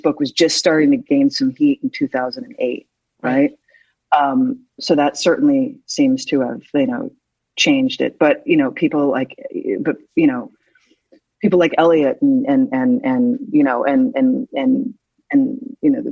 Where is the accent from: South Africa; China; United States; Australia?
United States; Philadelphia, Pennsylvania; moved away; also born or lived in New York; I'm from Philly. So I was very proud of my hometown